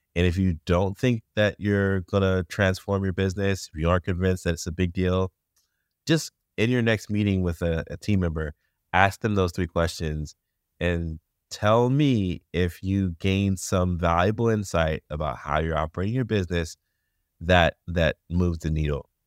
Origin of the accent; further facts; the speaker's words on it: United States; as an English-speaking American